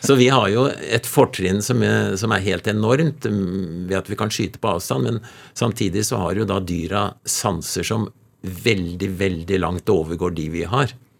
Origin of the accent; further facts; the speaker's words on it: Nordmarka, Oslo, Norway; Jeg vokste opp litt inne i Nordmarka